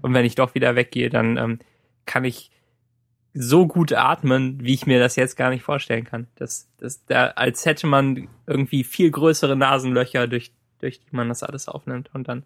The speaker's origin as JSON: {"language": "German", "town": "Cologne", "region": "North Rhine-Westphalia", "country": "Germany", "tie": "born or raised there", "moved": "yes", "said": "in, in meiner Heimat war. Bei, und bei meinen Eltern"}